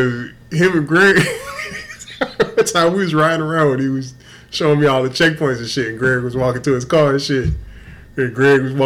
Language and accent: English; Houston, Texas, United States; I'm from Houston